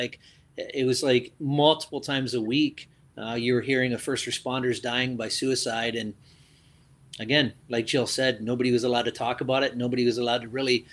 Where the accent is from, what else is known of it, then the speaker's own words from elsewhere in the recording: Mount Brydges, Ontario, Canada; also born or lived in London, Ontario; I grew up in Mount Bridges, just outside of London